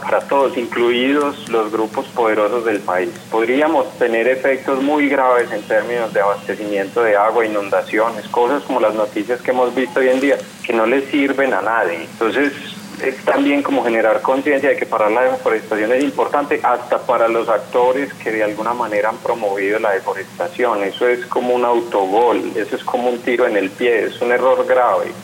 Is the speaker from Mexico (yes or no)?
no; Colombia; los otros 11 sí, somos colombianos trabajando pues, en distintos lugares del mundo.